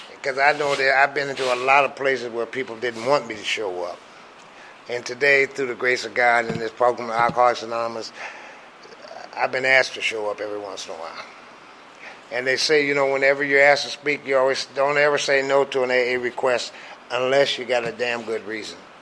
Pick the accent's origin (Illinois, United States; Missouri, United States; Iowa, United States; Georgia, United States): Iowa, United States; Grinnell; moved away as an adult; also born or lived in Omaha, Nebraska / Des Moines, Iowa / Detroit, Michigan; I grew up in Iowa. Well, let me put it this way: I was born in Grinnell, Iowa, and uh, we stayed there until I was about nine or ten.